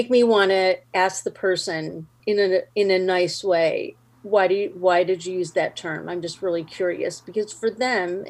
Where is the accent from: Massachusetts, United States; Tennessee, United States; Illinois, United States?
Illinois, United States; Skokie; I grew up in Skokie, Illinois.